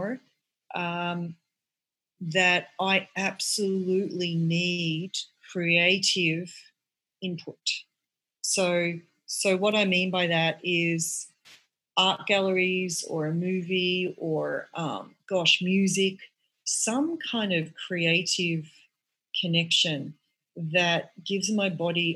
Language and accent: English; Australia; now in United States; I'm from Australia.